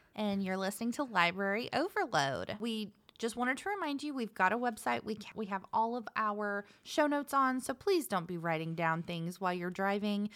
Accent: Savannah, Georgia, United States; I was born in Savannah

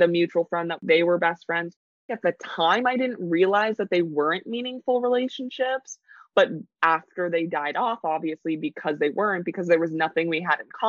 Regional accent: New York City, New York, United States; growing up in New York City

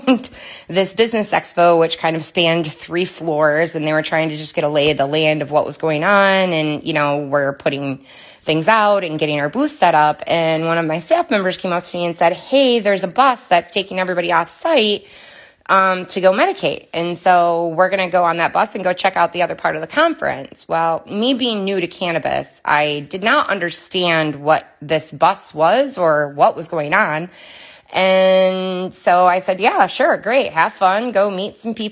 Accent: Muskegon, Michigan, United States; I am from Muskegon, Michigan, where I've lived for a good majority of my life

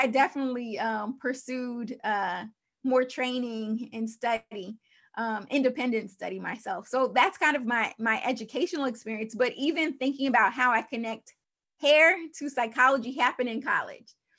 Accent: Long Island, New York, United States; my life story, uh, began in New York. I'm from Long Island, New York

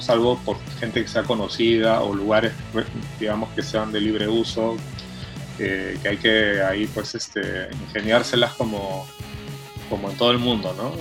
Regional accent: Peru; now in Cuenca, Ecuador; yo soy un director peruano

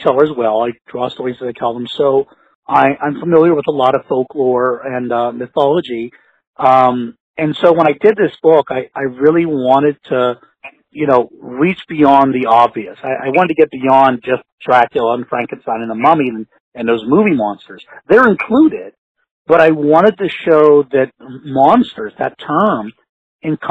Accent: Pittsburgh, Pennsylvania, United States; I'm from Pittsburgh, Pennsylvania

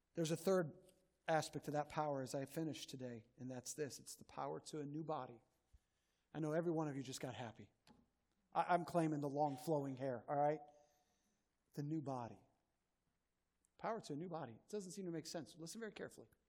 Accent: Northwest Indiana, United States; When I was a kid, I grew up in Northwest Indiana

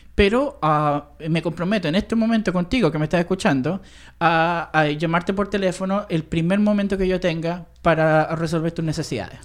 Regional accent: Chile; moved away; el hombre chileno de Entre Hermanos, ese soy yo

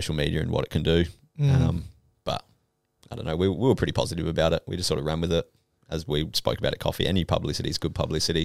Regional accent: Adelaide, South Australia, Australia; from Adelaide, running our brand.

